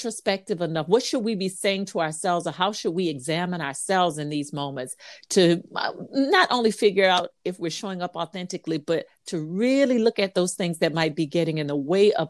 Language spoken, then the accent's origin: English; Louisiana, United States; now in South Carolina, United States; I'm from Louisiana